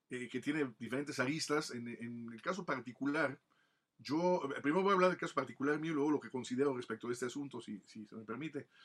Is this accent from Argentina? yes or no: no; Michoacán, Mexico; also born or lived in Mexico City / Italy; si alguien me preguntara de dónde soy, realmente me siento más michoacano, ¿no? Por los años que llevo aquí en Michoacán, cuando me regresé de Italia, después de que mis padres salieron de la Ciudad de México, eh, pues regresamos a, nos vinimos a Michoacán